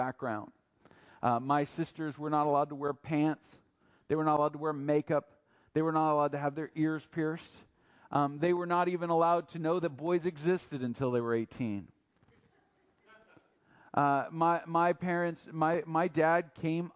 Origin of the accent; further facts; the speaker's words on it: United States; I'm American, I'm a patriot, I love America